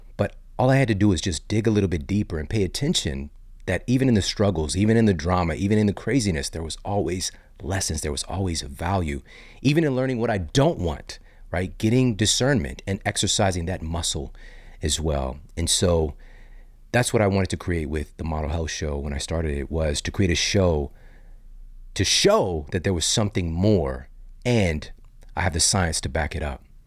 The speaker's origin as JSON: {"language": "English", "region": "Midwest", "country": "United States", "also_born_or_lived": "Saint Louis, Missouri", "said": "I live in Saint Louis, Missouri. I'm from the Midwest"}